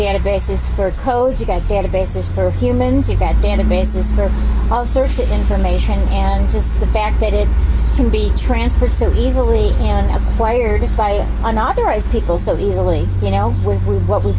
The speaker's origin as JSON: {"language": "English", "region": "California", "country": "United States", "said": "and I'm from California"}